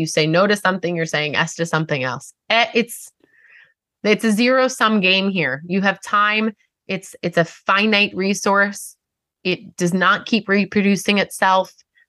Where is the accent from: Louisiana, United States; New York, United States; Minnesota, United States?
New York, United States; Long Island; accent: long R's; I have long R's because I'm from Long Island.